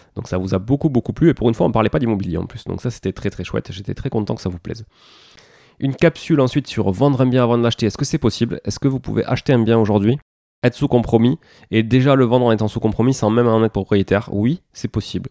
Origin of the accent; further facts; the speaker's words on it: southern France, France; accent: du sud; mon accent du sud